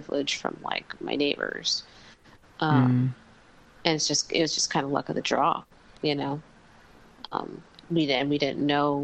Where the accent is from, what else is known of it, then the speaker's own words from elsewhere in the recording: New York, United States; moved away as an adult; now in Mexico; where I grew up in New York